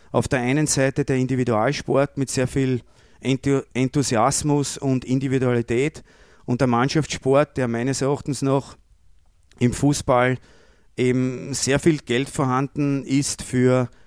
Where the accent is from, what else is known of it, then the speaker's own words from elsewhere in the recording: Lower Austria, Austria; ich komme aus Niederösterreich, vielleicht gerade zufällig von derselben Ortschaft wie die Michaela Dorfmeister